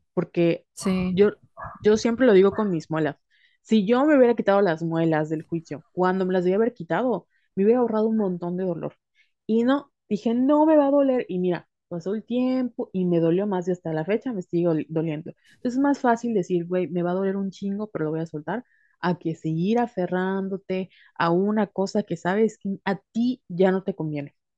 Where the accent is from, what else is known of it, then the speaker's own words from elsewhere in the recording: Mexico; la educación en nuestro país y la educación cultural de como mujeres latinas, mexicanas